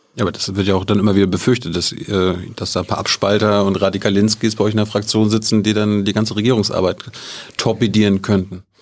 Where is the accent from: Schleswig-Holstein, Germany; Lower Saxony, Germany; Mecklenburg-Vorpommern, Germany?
Mecklenburg-Vorpommern, Germany; Malchin; Ich komme aus Malchi